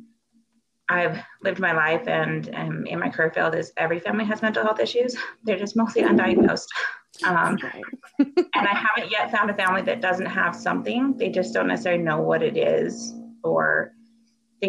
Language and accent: English; Utah, United States; I grew up in Utah.